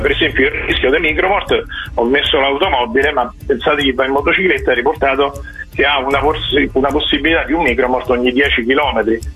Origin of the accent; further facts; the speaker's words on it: Rome, Lazio, Italy; io sono di Roma